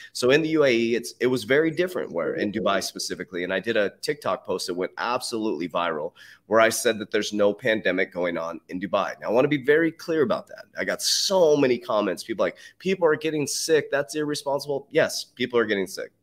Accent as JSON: {"language": "English", "country": "United States", "said": "I'm an American. Trust me, I am so proud to be an American"}